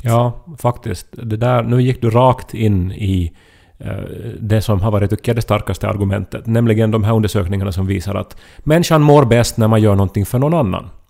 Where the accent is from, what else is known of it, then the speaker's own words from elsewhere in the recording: Ostrobothnia, Finland; moved away; jag var hemma i Österbotten och hälsade på mamma och pappa